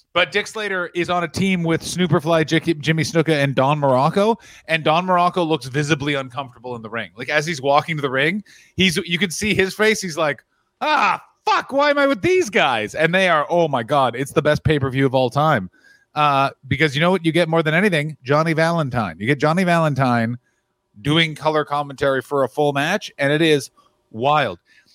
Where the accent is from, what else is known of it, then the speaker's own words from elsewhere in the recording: Cuba; Actually, I'm from Cuba, which is in fact not Mexico.